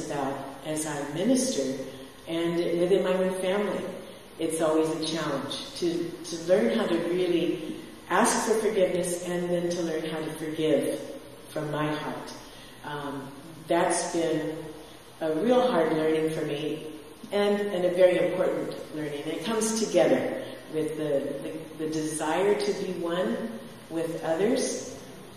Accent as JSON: {"language": "English", "town": "San Diego", "region": "California", "country": "United States", "tie": "born or raised there", "also_born_or_lived": "Victorville, California / Mexico", "moved": "as an adult", "said": "I was raised in San Diego. I was born in Victorville, California, out in the desert, and on the Air Force Base"}